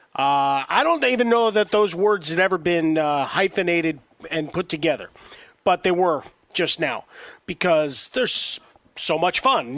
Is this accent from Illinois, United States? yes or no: yes; Chicago, Illinois, United States; my hometown